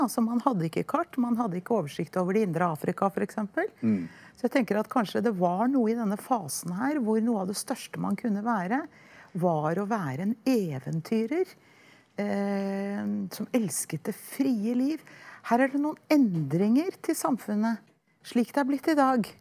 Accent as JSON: {"language": "Norwegian", "country": "Norway", "said": "en holdning vi har hatt med oss som nordmenn og skandinaver helt fra vikingtiden"}